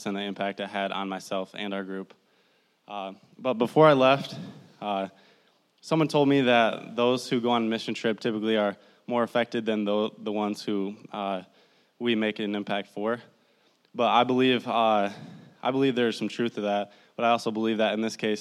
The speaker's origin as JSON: {"language": "English", "town": "Midland", "region": "Michigan", "country": "United States", "said": "I'm from Midland, Michigan, right down the road. I went to Bullet Creek High School."}